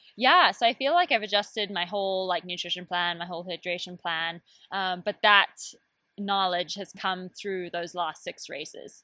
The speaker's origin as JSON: {"language": "English", "country": "Zimbabwe", "tie": "born or raised there", "moved": "yes", "said": "I grew up in Zimbabwe"}